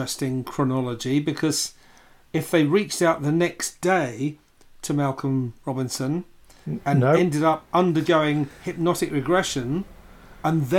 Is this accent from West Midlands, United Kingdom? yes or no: no; London, United Kingdom; I'm a Londoner